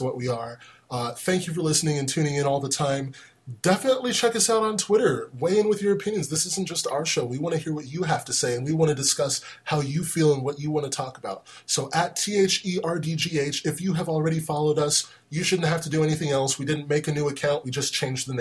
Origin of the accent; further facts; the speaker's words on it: United States; I'm an American black dude